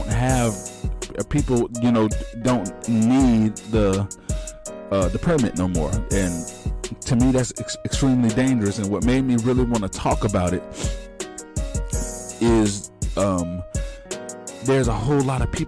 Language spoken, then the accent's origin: English; Palm Beach County, South Florida, United States; I'm in South Florida. That's my hometown, and to Florida is my home state